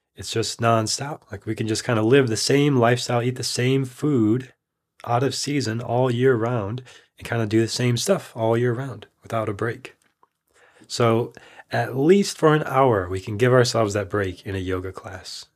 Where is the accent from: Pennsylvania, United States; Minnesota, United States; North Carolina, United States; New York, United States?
Minnesota, United States; now in Austin, United States; I'm from Minnesota, where it got extremely cold